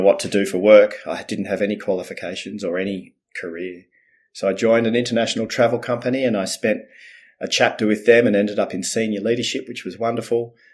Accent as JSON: {"language": "English", "town": "Melbourne", "region": "Victoria", "country": "Australia", "tie": "born or raised there", "also_born_or_lived": "Netherlands", "said": "then they moved to Melbourne, Australia."}